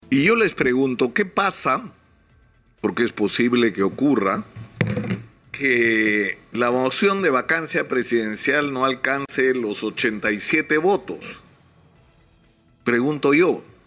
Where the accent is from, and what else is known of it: Peru